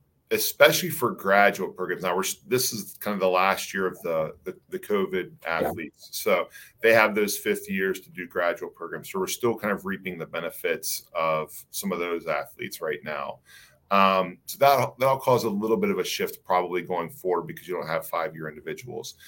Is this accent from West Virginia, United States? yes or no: yes; West Virginia, United States; I'm from West Virginia, so I'm a West Virginia guy